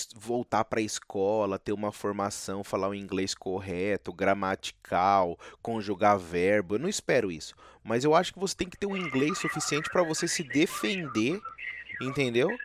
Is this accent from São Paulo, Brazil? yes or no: yes; São Paulo, Brazil; now in United States; eu sou de São Paulo